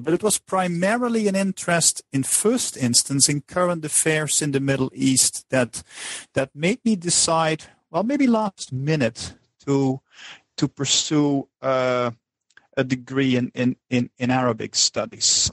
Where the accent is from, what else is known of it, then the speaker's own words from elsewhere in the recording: Netherlands; moved away as an adult; I'm originally from the Netherlands